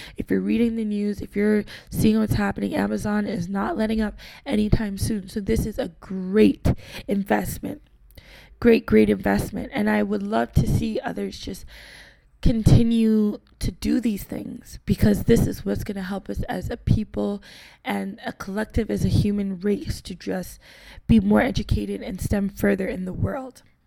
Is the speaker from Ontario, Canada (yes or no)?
yes; Toronto, Ontario, Canada; as a young black lady growing up, born and raised in Toronto from Caribbean descent